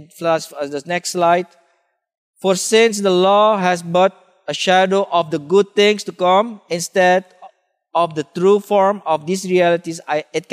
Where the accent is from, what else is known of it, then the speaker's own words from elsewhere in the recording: Suriname; moved away; I grew up in Suriname